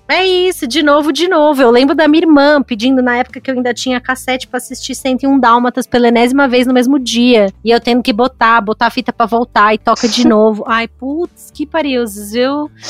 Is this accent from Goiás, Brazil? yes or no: no; São Paulo, Brazil; como paulista